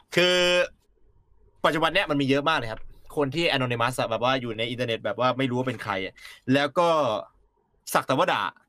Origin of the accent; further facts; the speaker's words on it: Thailand; ผมถึงต้องเกิดมาในประเทศไทย